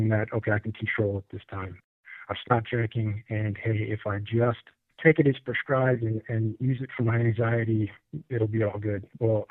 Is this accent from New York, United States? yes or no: no; Illinois, United States; moved away as an adult; now in North Carolina, United States; I'm originally from Illinois and moved to the foothills in here in North Carolina. Been here about 6 years or so.